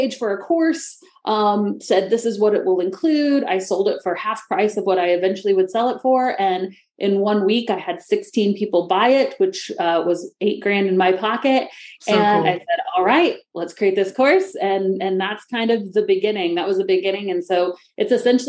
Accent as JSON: {"language": "English", "region": "Missouri", "country": "United States", "tie": "born or raised there", "also_born_or_lived": "Florida", "said": "I grew up in Missouri, but I moved to Florida after college or after high school for college"}